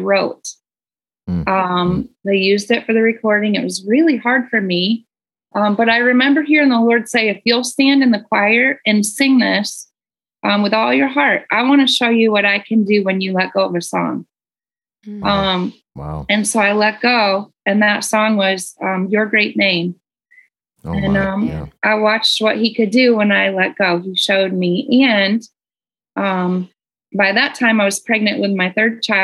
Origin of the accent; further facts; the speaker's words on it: Michigan, United States; I grew up in Michigan in the middle of nowhere, really on a farm.